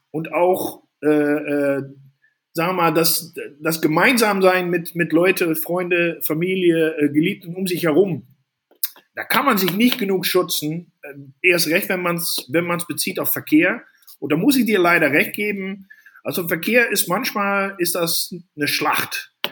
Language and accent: German; Netherlands; now in Germany; ich bin ja Holländer in Deutschland, fühle mich aber mehr Deutscher als Holländer.